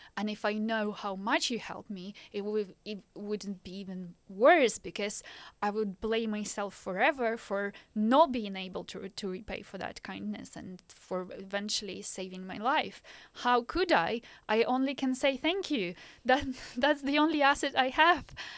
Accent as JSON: {"language": "English", "country": "Ukraine", "tie": "born or raised there", "also_born_or_lived": "Belgium", "second_language": "English", "moved": "as an adult", "lives_now": "Norwich, United Kingdom", "said": "I was born in the Ukraine"}